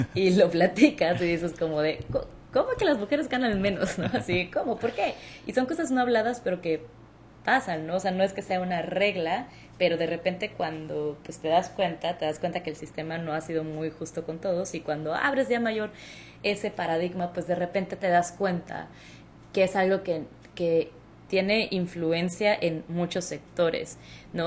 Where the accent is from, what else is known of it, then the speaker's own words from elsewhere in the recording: Hermosillo, Sonora, Mexico; moved away as an adult; also born or lived in Mexico City; now in Chicago, United States; yo soy mexicana, soy del norte de México, de Hermosillo, Sonora, eh, un lugar que no mucha gente conoce, pero del cual somos súper orgullosos